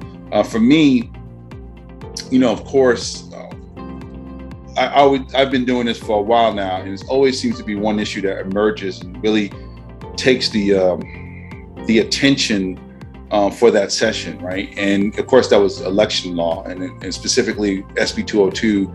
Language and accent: English; New York City, New York, United States; as a New Yorker